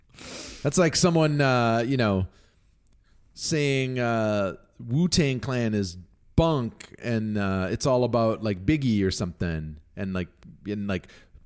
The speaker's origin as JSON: {"language": "English", "region": "Mexico City", "country": "Mexico", "tie": "born or raised there", "said": "I grew up in Mexico City, and Diana Kennedy's recipes are the only recipes that are authentic."}